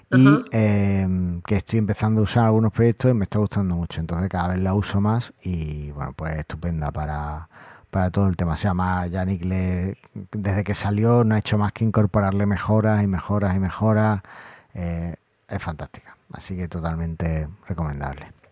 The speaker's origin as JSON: {"language": "Spanish", "country": "Argentina", "said": "vosotros que como soy argentino tenéis mucha labia"}